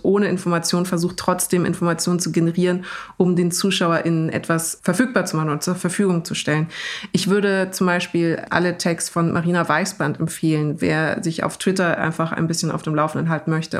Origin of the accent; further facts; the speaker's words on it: Germany; ich bin natürlich einfach als in Deutschland aufgewachsene